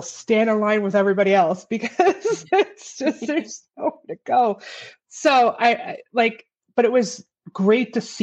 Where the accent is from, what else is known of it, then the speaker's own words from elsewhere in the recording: Illinois, United States; now in Las Vegas, United States; I'm originally from Illinois